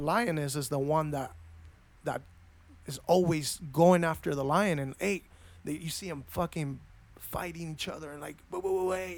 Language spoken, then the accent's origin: English; Argentina; also born or lived in Los Angeles, United States; now in United States; I was born in L A, but I was raised my, m, most of my life in Argentina